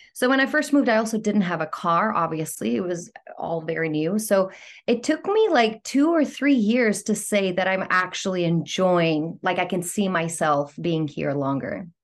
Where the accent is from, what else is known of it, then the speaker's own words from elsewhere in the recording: Athens, Attica, Greece; accent: Greek; moved away as an adult; also born or lived in London, United Kingdom; now in Los Angeles, United States; I was born and raised in Athens